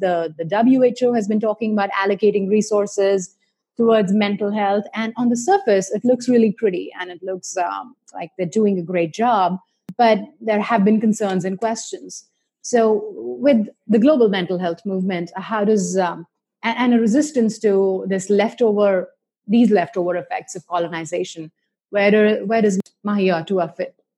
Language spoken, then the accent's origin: English; India; I grew up in India